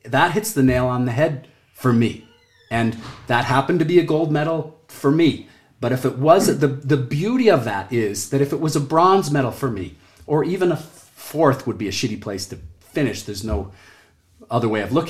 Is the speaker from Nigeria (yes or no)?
no; Canada; I'm Canadian